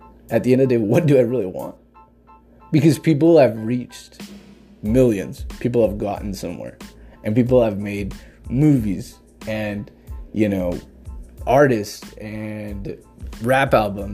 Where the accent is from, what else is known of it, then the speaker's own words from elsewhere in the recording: Jackson County, Oregon, United States; I'm from Oregon, in particular Jackson County. Born and raised all my life